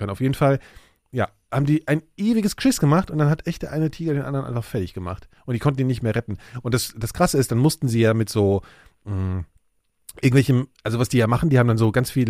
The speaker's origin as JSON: {"language": "German", "region": "West Germany", "country": "Germany", "said": "ich bin ja Westdeutscher."}